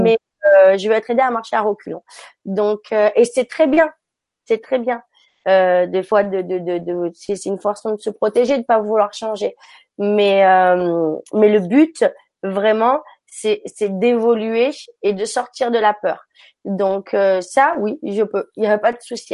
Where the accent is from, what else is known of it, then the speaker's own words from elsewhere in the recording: France; moved away as an adult; also born or lived in Africa; now in San Francisco, United States; j'ai grandi en France et puis je suis partie par la suite en Afrique euh, quand j'étais ado